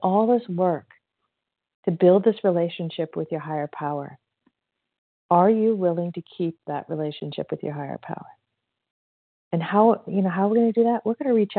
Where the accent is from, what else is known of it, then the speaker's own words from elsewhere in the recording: Indiana, United States; now in California, United States; I'm actually from Indiana too. I'm a California girl, but I'm from Indiana. So Hoosier.